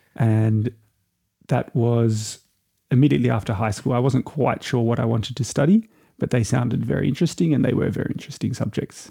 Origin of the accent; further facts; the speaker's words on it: Byron Bay, New South Wales, Australia; also born or lived in Brisbane / Germany / London; I was born in a little town called Byron Bay